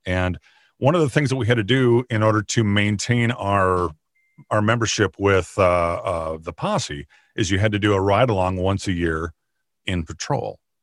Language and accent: English; Minnesota, United States; also born or lived in Arizona / Nebraska / Kansas; I grew up in Minnesota, in the, in the county that I work in now